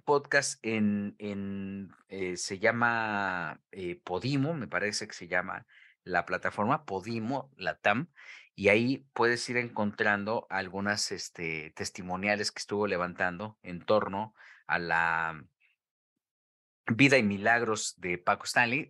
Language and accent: Spanish; Mexico; como buen mexicano